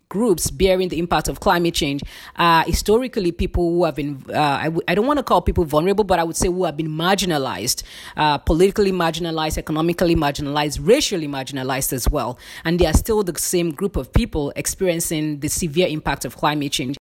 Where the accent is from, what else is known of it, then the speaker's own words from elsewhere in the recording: Nigeria; moved away as an adult; I'm originally from Nigeria, and I lived with very limited resources